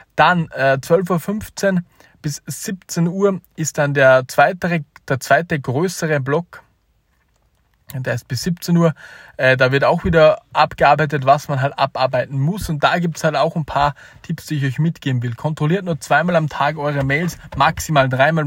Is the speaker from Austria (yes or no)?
yes; Austria; als Österreicher